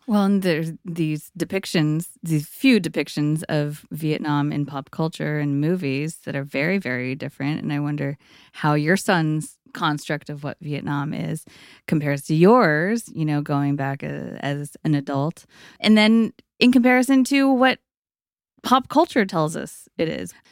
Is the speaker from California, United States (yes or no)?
yes; East Bay, California, United States; I also grew up in East Bay